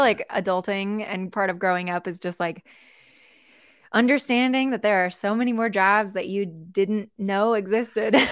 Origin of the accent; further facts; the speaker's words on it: Seattle, Washington, United States; also born or lived in Colorado; I'm from Seattle, born and raised